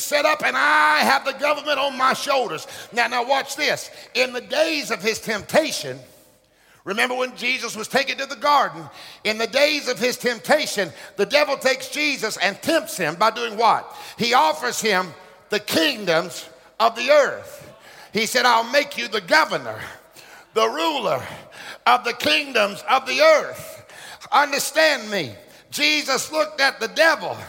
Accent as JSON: {"language": "English", "town": "Hartford", "region": "Alabama", "country": "United States", "tie": "born or raised there", "said": "I was born in Alabama, Hartford, Alabama"}